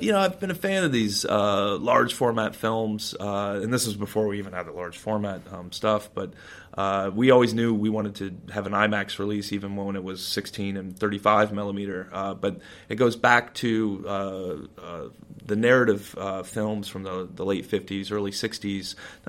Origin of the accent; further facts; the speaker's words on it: Ohio, United States; now in New York, United States; I grew up in Ohio. I've lived in New York for a long time.